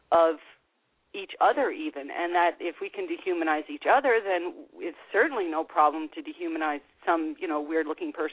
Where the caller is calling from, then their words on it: Canada; Uh, this is … from Canada.